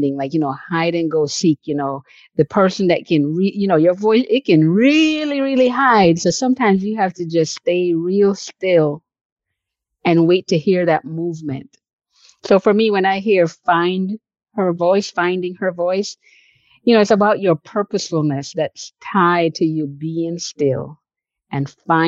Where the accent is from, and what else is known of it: New York, United States; born or raised there